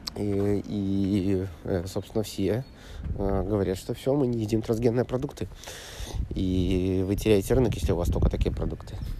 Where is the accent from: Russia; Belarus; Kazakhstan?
Belarus; я из Белоруссии